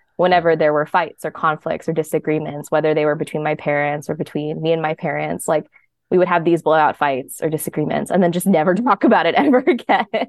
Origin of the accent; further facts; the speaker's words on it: Bergen County, northern New Jersey, United States; moved away as an adult; also born or lived in Queens, New York; now in New York City, United States; I grew up in Bergen County in northern New Jersey.